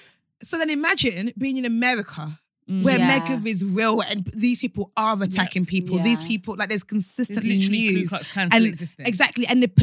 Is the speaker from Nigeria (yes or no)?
yes; Nigeria; As a Nigerian, I'm sure one of them is somehow one of my uncles.